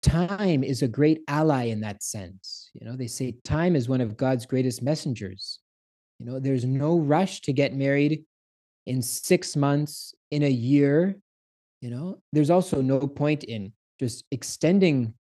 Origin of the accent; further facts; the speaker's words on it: Canada; I'm Canadian.